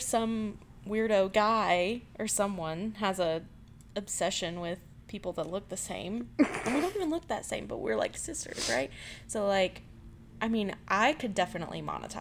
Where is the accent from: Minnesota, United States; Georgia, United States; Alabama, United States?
Georgia, United States; moved away; I was not born here. I was born in Georgia